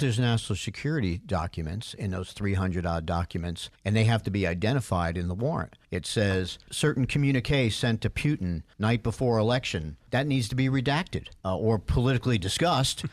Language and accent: English; New York, United States; now in Atlanta, United States; I grew up in New York